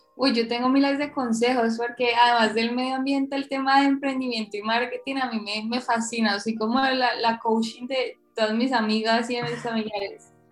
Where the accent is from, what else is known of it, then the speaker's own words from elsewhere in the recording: Cali, Valle del Cauca, Colombia; yo soy caleña, súper citadina